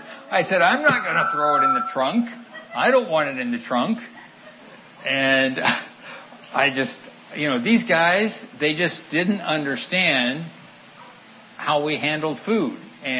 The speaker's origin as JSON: {"language": "English", "country": "Central African Republic", "tie": "born or raised there", "moved": "as an adult", "said": "And I grew up in the Central African Republic. I went over there when I was 3 years old, before independence of the Central African Republic."}